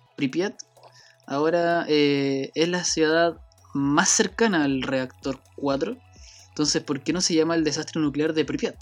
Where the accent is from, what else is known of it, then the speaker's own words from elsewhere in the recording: Chile; Soy de Chile